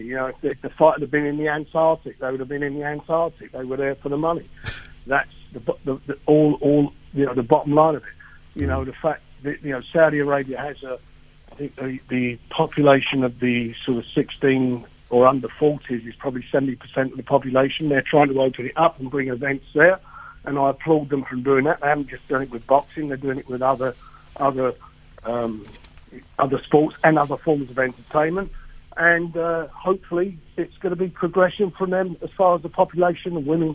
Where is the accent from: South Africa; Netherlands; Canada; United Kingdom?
United Kingdom; as a British guy